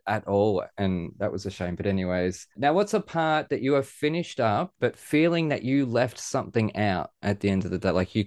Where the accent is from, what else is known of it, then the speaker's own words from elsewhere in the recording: Australia; I was born in Australia and live in Australia